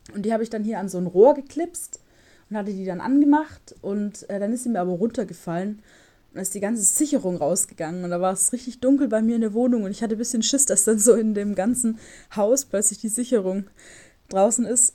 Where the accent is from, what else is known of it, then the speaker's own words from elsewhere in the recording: Stuttgart, Baden-Württemberg, Germany; moved away; bei uns in Stuttgart